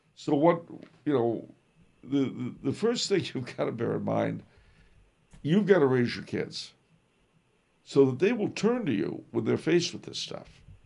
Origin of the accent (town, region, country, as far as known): United States